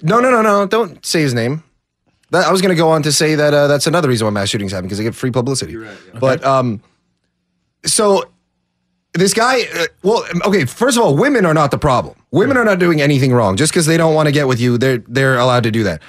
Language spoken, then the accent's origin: English; Orange County, California, United States; I'm from Orange County.